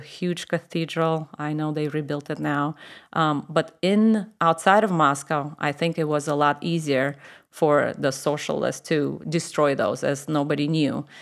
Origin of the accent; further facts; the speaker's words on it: Moscow, Russia; accent: Russian; English is a second language; moved away as an adult; I grew up in Moscow, which is the capital of Russia.